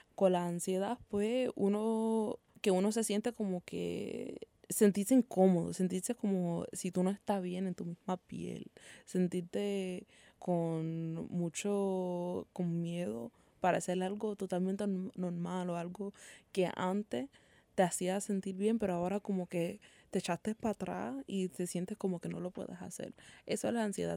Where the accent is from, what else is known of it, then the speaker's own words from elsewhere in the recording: Puerto Rico; nosotros como, sabe Puertorriqueños